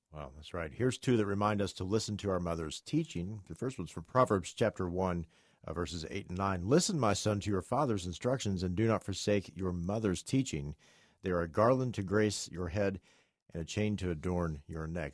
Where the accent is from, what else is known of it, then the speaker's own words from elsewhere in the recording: West Virginia, United States; I'm from West Virginia.